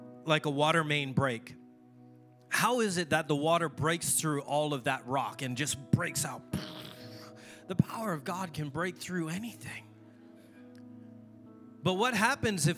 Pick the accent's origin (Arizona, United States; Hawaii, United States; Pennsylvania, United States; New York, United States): Hawaii, United States; Oahu; I'm from Oahu